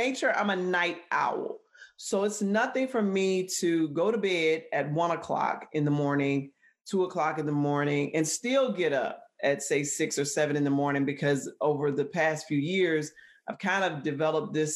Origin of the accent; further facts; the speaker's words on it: Columbus, Georgia, United States; moved away as an adult; also born or lived in Atlanta, Georgia / Minnesota; I am originally from Columbus, which is about an hour and a half south of Atlanta, driving home from school, you know, in Atlanta to my hometown